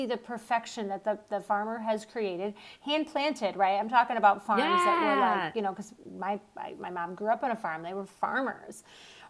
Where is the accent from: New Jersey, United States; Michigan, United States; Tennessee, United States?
Michigan, United States; Detroit; I grew up in Detroit